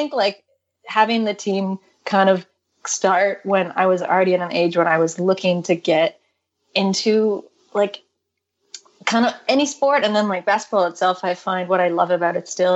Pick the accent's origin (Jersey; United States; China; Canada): Canada; growing up in Canada